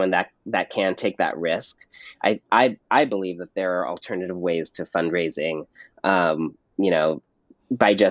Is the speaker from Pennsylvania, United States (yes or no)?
no; Pasadena, California, United States; in my hometown of Pasadena, California